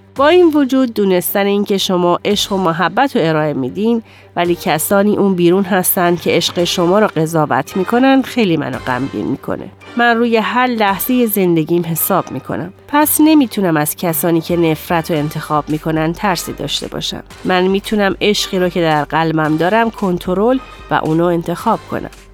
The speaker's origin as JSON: {"language": "Persian", "town": "Dearborn", "region": "Michigan", "country": "United States", "tie": "born or raised there", "said": "من در قسمت جنوبی دیربورن خارج از دیترویت بزرگ شدم"}